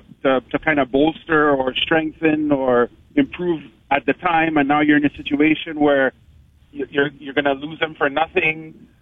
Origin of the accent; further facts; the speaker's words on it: Montreal, Quebec, Canada; now in Toronto, Canada; I'm from Montreal